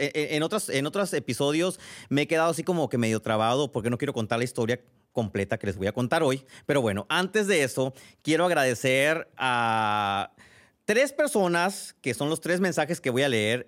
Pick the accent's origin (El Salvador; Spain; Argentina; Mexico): Mexico; Sinaloa; now in San Diego, United States; Yo soy sinaloense